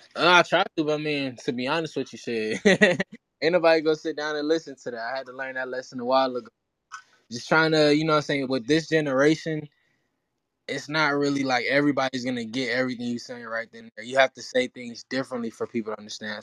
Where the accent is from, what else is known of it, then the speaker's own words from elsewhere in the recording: Atlanta, Georgia, United States; English is a second language; also born or lived in Haiti; I was originally from Haiti, and I really like I came over when I was like five, six years old to Atlanta, and I was really listening to music to actually learn how to speak English.